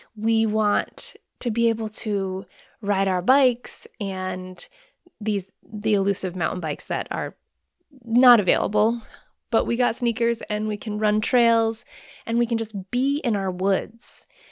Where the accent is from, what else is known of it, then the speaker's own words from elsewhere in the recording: Rhode Island, United States; moved away as an adult; also born or lived in Hawaii; now in Maine, United States; I grew up in Rhode Island